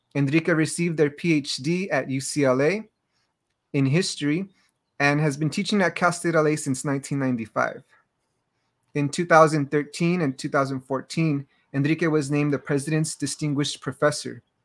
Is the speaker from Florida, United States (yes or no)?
no; Los Angeles, California, United States; I grew up in Los Angeles and Baja California with roots in the Iberian Peninsula and across Central Mexico.